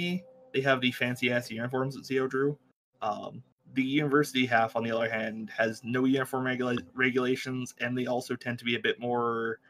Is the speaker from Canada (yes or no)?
yes; Canada; I'm Canadian